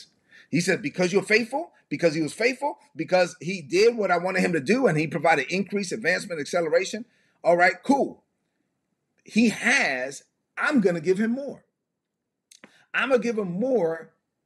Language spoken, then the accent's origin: English; United States; I was born in the United States